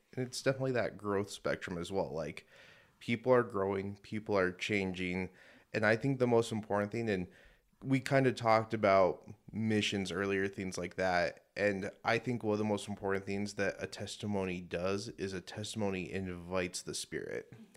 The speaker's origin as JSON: {"language": "English", "town": "Denver", "region": "Colorado", "country": "United States", "moved": "yes", "lives_now": "Utah, United States", "said": "From Denver originally"}